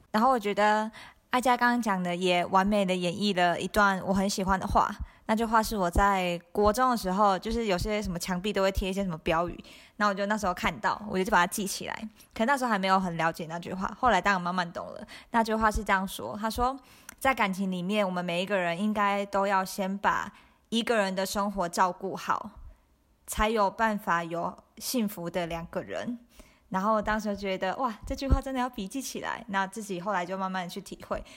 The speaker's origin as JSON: {"language": "Chinese", "country": "Taiwan", "tie": "born or raised there", "said": "我们都要台湾长大"}